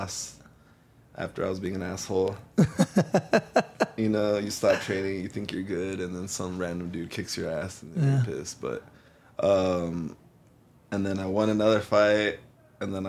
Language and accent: English; El Paso, Texas, United States; originally I'm from El Paso, Texas, all the way west in the very corner, like on the border of Mexico